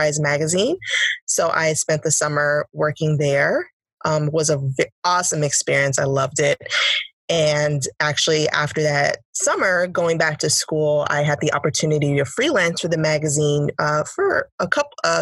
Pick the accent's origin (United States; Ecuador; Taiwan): United States; New York; also born or lived in Washington, D.C.; now in Detroit, United States; I currently live in Detroit. I'm originally from New York. So I went from New York to DC and now to Detroit